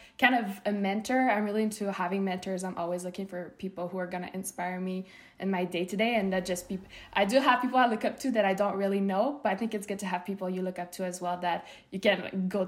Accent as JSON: {"language": "English", "town": "Montreal", "region": "Quebec", "country": "Canada", "also_born_or_lived": "Los Angeles, United States", "moved": "as an adult", "said": "I'm from Canada, Montreal, and I'm moving to the States back again"}